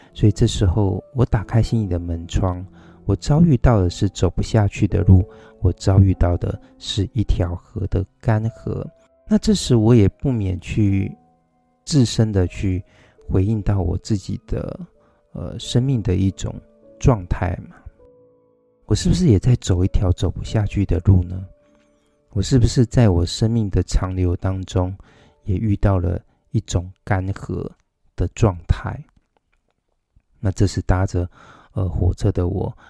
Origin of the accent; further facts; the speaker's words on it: Taichung, Taiwan; 台中，呃，我的故乡，我的寓居之地